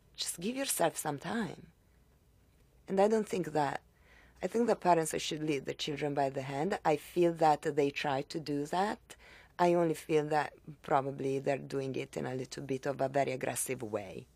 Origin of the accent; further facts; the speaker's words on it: Italy; moved away as an adult; now in Miami, United States; I was raised in Italy and I was in Italy until I was nineteen